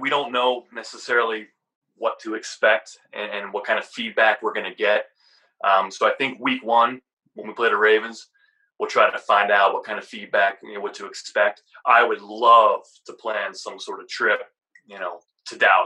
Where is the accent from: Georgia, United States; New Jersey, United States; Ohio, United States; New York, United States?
Ohio, United States; Youngstown; moved away as an adult; now in Phoenix, United States; I'm originally from just outside of Cleveland, Ohio, in uh, Youngstown, Ohio. Uh, so born and raised there